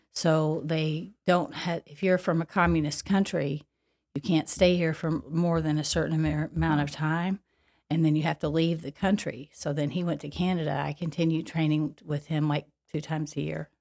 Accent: Paducah, Kentucky, United States; accent: Kentucky; moved away; I grew up in Paducah, Kentucky

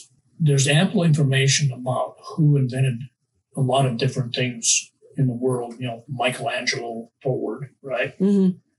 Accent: Great Falls, Montana, United States; so I can share that, you know, with my hometown.

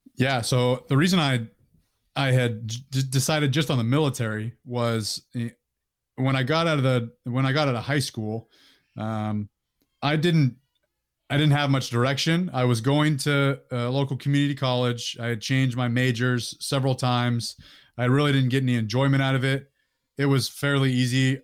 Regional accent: Orangevale, California, United States; I grew up in Northern California, uh, in Sacramento County, uh, a place called Orangevale

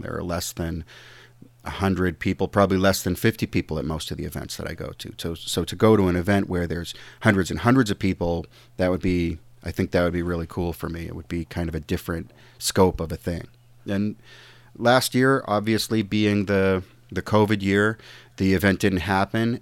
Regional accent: United States; I'm an American

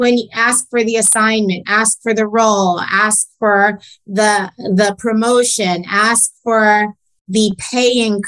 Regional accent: New York City, New York, United States; growing up in New York, you know, just miles away from Wall Street

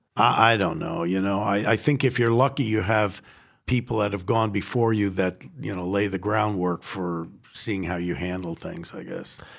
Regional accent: New York City, New York, United States; I was born in the Bronx and I am Jewish

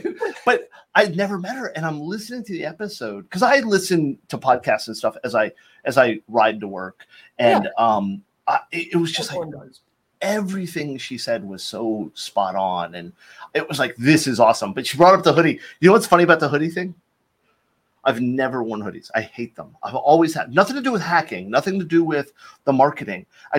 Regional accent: Florida, United States; So I mean, I grew up in Florida. We didn't have that stuff.

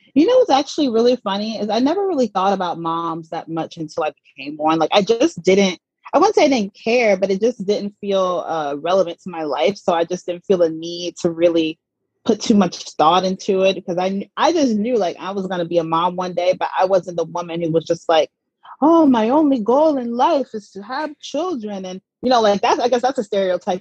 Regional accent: Atlanta, Georgia, United States; moved away as an adult; also born or lived in Mississippi / New York; I was born in Mississippi and I grew up in Atlanta, Georgia

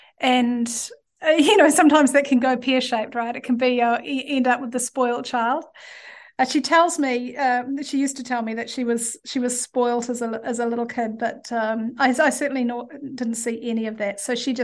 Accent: Auckland, New Zealand; also born or lived in Hastings; Yeah, so I was born in Hastings in the Hawke's Bay. And when I was five, we moved to Auckland and went to live in Titirangi. Titirangi is a, it was certainly a very hippie place back then.

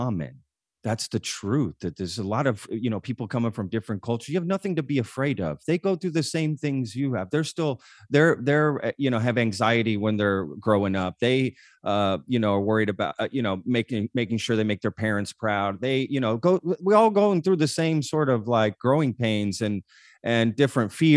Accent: United States; also born or lived in Spain; you're trained as American

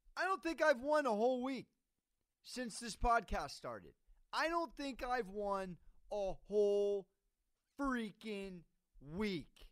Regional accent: San Diego, California, United States; I'm from San Diego

